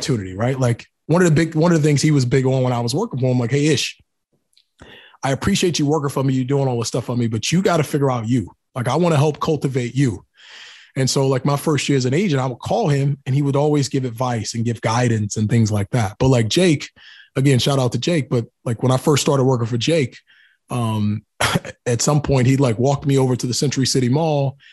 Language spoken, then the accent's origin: English; North Carolina, United States; moved away as an adult; now in California, United States; I'm from North Carolina